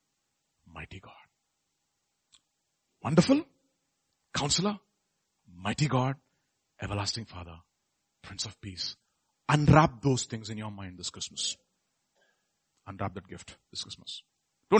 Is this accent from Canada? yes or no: no; Visakhapatnam, Andhra Pradesh, India; I am from Vizag.